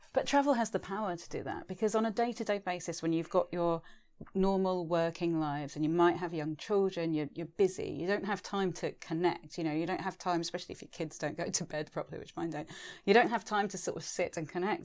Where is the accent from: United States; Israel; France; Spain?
Spain; moved away; also born or lived in England; I'm a traveller, I'm mixed race, I'm a, a European, I grew up in Spain